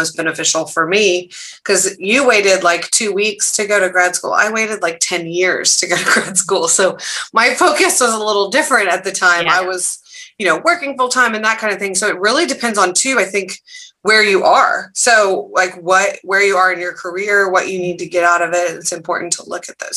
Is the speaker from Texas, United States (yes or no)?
yes; Dallas, Texas, United States; I went to high school in Dallas